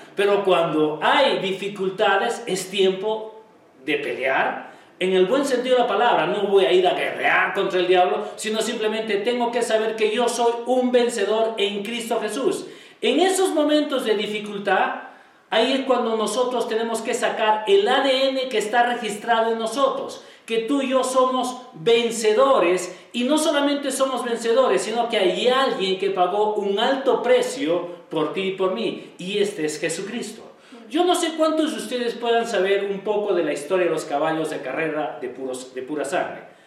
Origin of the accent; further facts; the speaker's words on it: Peru; todos nosotros como peruanos